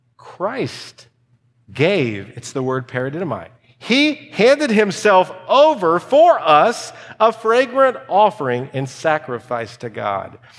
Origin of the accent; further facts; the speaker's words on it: United States; I'm an American